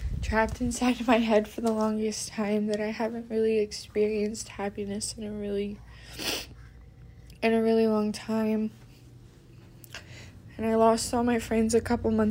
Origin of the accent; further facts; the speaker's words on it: Texas, United States; I'm 15 and I'm from Texas.